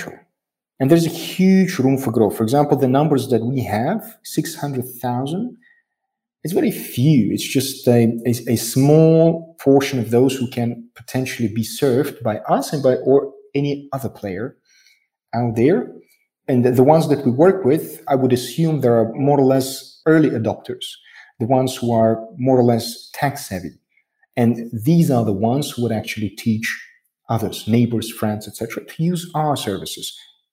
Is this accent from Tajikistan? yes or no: yes; Tajikistan; I am from Tajikistan. I'm a citizen of Tajikistan.